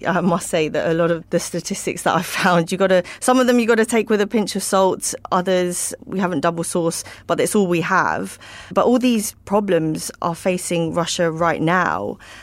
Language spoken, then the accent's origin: English; United Kingdom; as a Brit